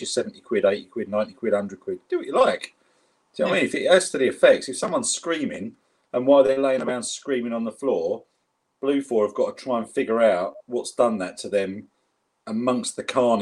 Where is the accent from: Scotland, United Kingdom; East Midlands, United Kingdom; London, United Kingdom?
London, United Kingdom; accent: South London; my South London accent that I've got